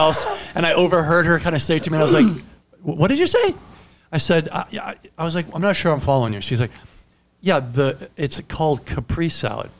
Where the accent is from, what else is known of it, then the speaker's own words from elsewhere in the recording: Italy; first language Italian; English is a second language; I'm Italian.